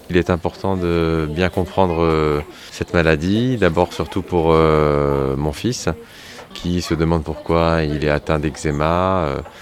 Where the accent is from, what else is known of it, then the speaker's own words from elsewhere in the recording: Saint-Nazaire, Pays de la Loire, France; je suis de Saint-Nazaire